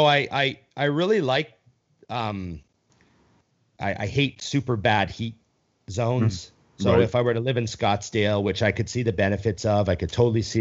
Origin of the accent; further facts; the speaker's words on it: Edmonton, Alberta, Canada; moved away; I'm from Canada